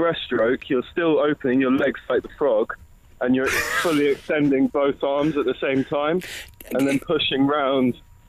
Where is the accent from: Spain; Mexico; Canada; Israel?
Spain; I grew up in Spain